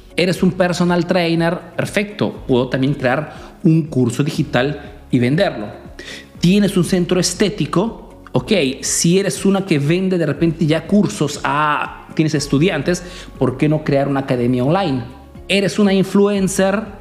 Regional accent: Peru; now in Italy

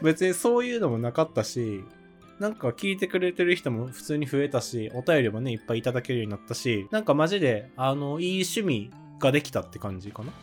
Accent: Osaka, Japan; moved away; 自分の地元を信じて二位大阪にします。

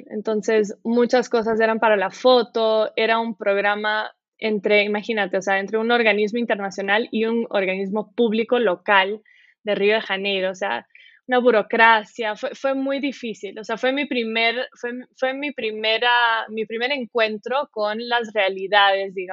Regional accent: Quito, Pichincha, Ecuador; moved away as an adult; now in Brazil; Me fui, me fui a los cinco, o sea, me fui de Brasil a Quito a los cinco años, sí.

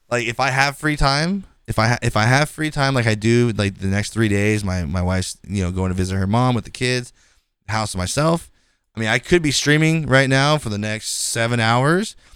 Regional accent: California, United States; I'm from California

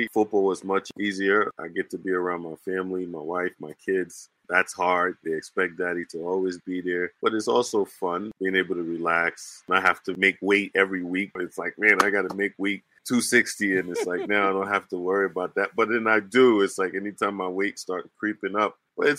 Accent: New Jersey, United States; And growing up in New Jersey, so in New Jersey, it's all rappers up there

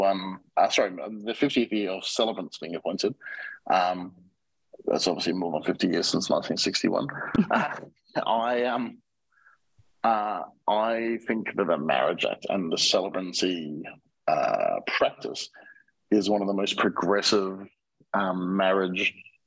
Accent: Australia; now in Mexico; I'm an Australian citizen

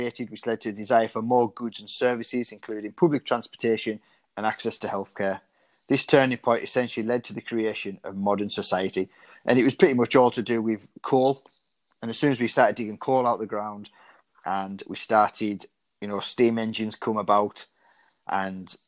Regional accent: United Kingdom; as British people

